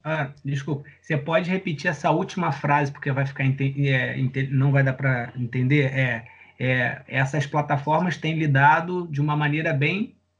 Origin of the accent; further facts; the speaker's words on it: Niterói, Rio de Janeiro, Brazil; Eu sou aqui de Niterói